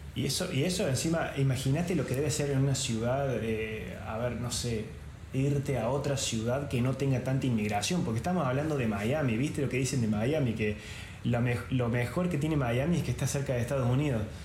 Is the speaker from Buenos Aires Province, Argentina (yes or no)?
no; Córdoba, Argentina; moved away as an adult; now in Venice, Italy; los dos somos de Córdoba Capital